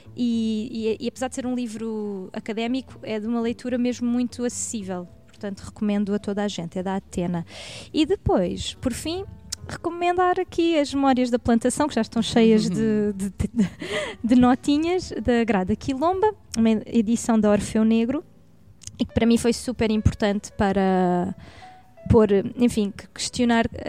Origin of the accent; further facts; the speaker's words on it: Barreiro, Setúbal, Portugal; moved away as an adult; eu sou do, sou do Barreiro, uhum. e eu vivi até os meus 20 anos no Barreiro